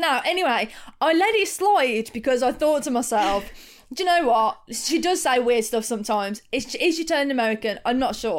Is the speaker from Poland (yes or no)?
no; United Kingdom; It's definitely loft because we're British.